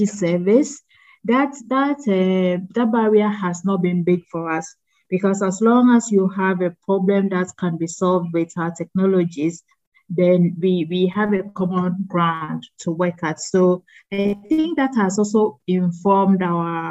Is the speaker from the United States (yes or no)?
no; Ghana; I am Ghanaian